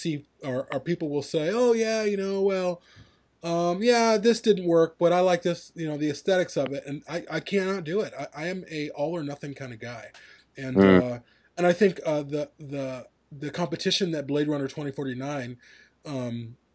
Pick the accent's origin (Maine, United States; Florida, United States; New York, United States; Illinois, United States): Illinois, United States; Chicago; I grew up in this big city